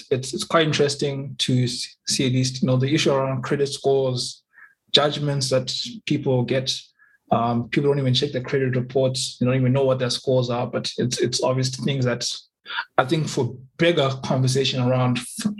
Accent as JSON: {"language": "English", "region": "Limpopo", "country": "South Africa", "said": "I'm from Limpopo"}